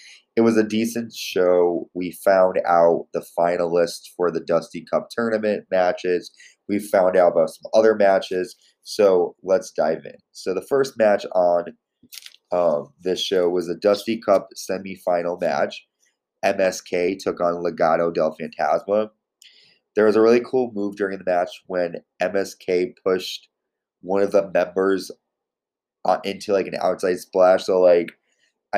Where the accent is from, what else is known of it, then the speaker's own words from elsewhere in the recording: Connecticut, United States; Connecticut, my home state